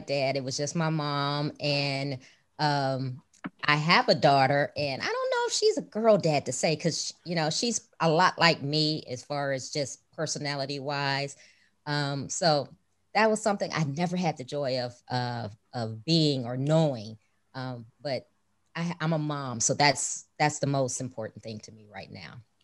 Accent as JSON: {"language": "English", "town": "Chicago", "region": "Illinois", "country": "United States", "tie": "born or raised there", "moved": "as an adult", "lives_now": "Houston, United States", "said": "I grew up in Chicago"}